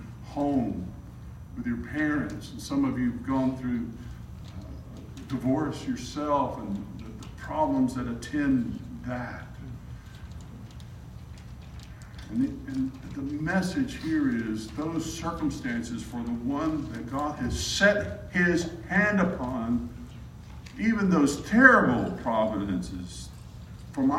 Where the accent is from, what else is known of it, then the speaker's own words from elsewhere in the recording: South Alabama, United States; now in Arkansas, United States; I'm from South Alabama